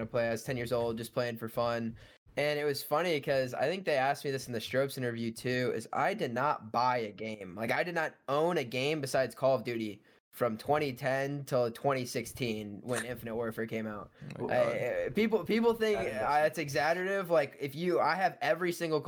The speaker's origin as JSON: {"language": "English", "town": "Bloomington", "region": "Illinois", "country": "United States", "said": "I am from Bloomington, Illinois, which is smack dab in the middle of the state"}